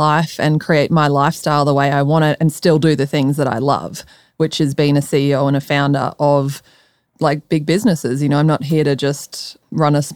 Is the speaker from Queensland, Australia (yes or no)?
no; Melbourne, Victoria, Australia; moved away as an adult; also born or lived in Colorado, United States; now in Austin, United States; I'm from Melbourne